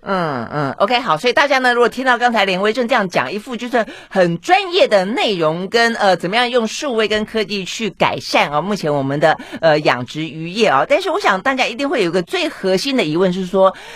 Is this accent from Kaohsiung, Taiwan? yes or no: no; Tainan, Taiwan; 这个台南是我老家